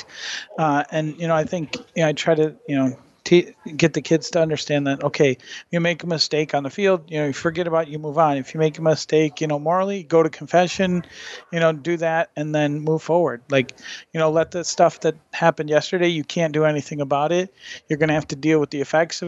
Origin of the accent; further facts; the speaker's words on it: Michigan, United States; I'm from Michigan.